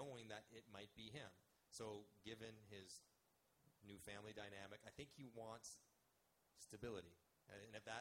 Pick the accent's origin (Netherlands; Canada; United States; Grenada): Canada; I'm Canadian, proudly